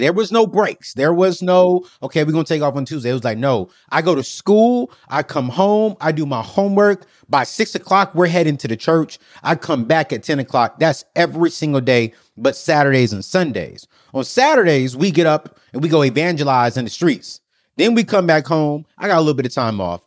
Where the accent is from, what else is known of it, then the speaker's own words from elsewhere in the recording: United States; I'm American